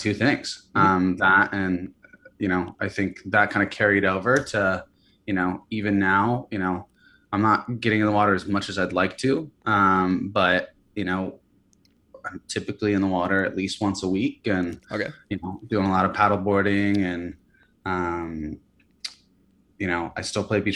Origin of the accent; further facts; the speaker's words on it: United States; also born or lived in Santa Barbara, California / Hawaii; I grew up splitting my time actually in Santa Barbara and Hawaii